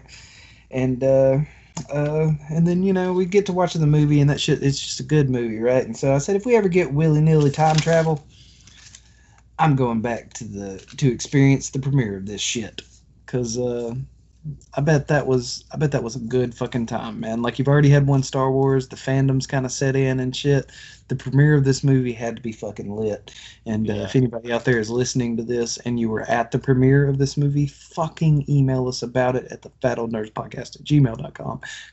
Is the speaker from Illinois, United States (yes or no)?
no; Alabama, United States; I'm from Alabama